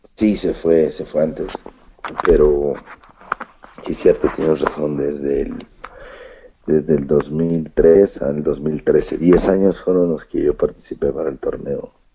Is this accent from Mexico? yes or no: yes; Mexico; en México, en mi país